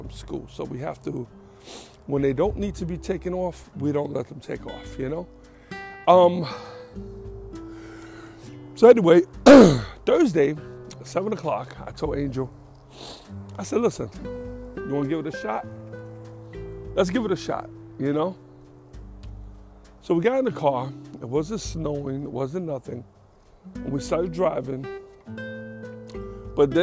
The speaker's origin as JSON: {"language": "English", "town": "New York City", "region": "New York", "country": "United States", "tie": "born or raised there", "moved": "yes", "said": "I grew up, born and raised in New York, between the Bronx, Queens"}